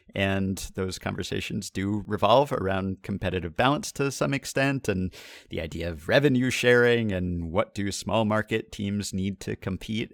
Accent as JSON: {"language": "English", "region": "New York", "country": "United States", "tie": "born or raised there", "said": "I grew up in New York"}